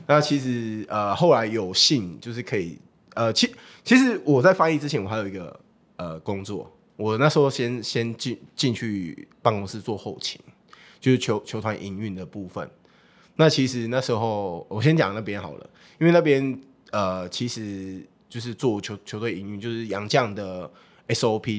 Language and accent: Chinese; Taichung, Taiwan; also born or lived in Changhua; 我自己本身是彰化人啊。对，彰化人，那我从小就在台中念书，所以我对于台中这个区域我比较了解